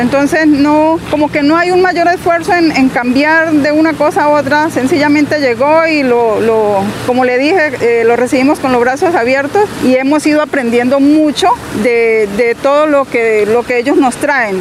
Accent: Llanos Orientales, Casanare, Colombia; somos llaneros, no somos gente que vinimos de otro lado a encontrar este sitio, no, somos, somos llaneros

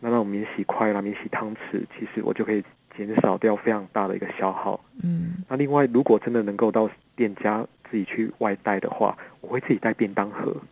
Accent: Kaohsiung, Taiwan; 那我们高雄这边也是围绕着大大小小的工业区。那我们，我在高雄长大

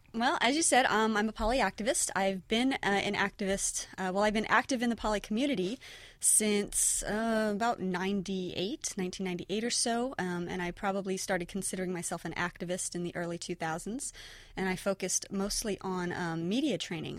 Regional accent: near San Francisco, California, United States; I grew up near San Francisco

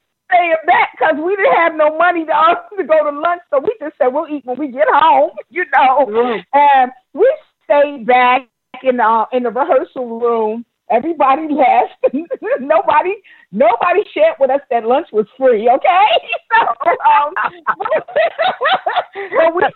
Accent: New York, United States; I'm a native New Yorker like you. We're both from New York.

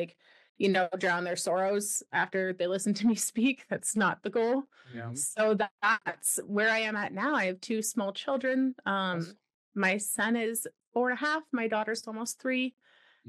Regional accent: Ontario, Canada; moved away as an adult; also born or lived in Wyoming; now in British Columbia, Canada; I'm a Canadian born and raised. I grew up on the east side, so in Ontario.

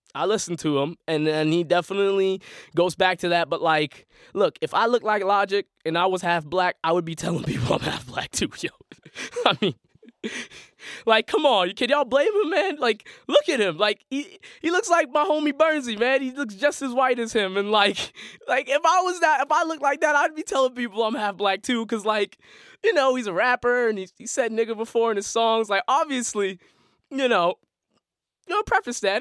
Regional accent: Boston, Massachusetts, United States; I'm a Boston sports fan 'cause I am from Boston. Born and raised my whole life.

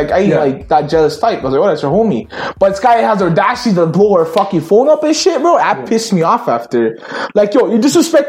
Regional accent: Brampton, Ontario, Canada; I know from Brampton, and it's sad that I'm from Brampton.

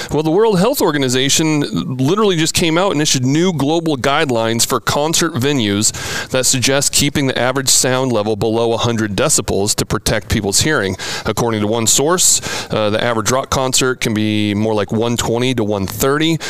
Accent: Oregon, United States; moved away; I'm a 90s grunge kid growing up in the Pacific Northwest.

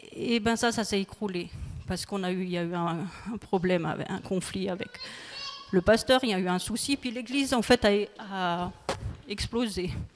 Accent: Colmar, Grand Est, France; moved away as an adult; also born or lived in Île-de-France; now in Guebwiller, France; je suis originaire de l'Alsace. J'ai grandi en Alsace

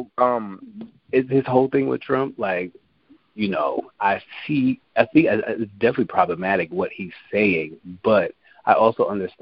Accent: New York, United States; I was from New York

